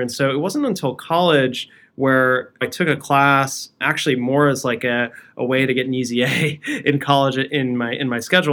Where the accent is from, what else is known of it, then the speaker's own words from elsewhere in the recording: Edison, New Jersey, United States; also born or lived in Brooklyn, New York; I was raised in a town called Edison